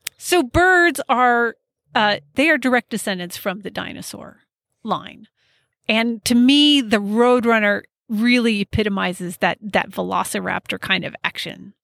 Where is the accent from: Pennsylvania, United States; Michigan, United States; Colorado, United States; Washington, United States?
Colorado, United States; I grew up in Colorado